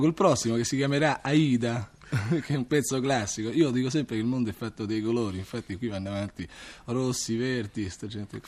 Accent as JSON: {"language": "Italian", "town": "Rome", "region": "Lazio", "country": "Italy", "tie": "born or raised there", "also_born_or_lived": "Crotone, Calabria"}